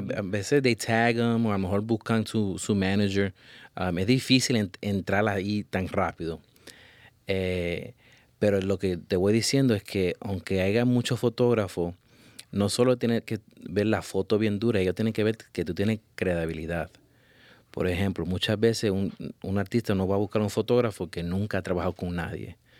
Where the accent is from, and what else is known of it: Puerto Rico